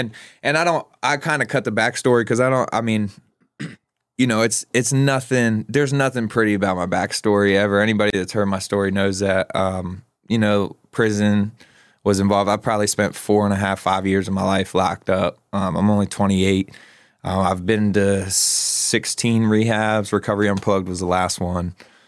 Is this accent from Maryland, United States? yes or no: yes; Maryland, United States; So Southern Maryland, it's in Maryland, about an hour and a half outside of Baltimore. Honestly, a pretty rural community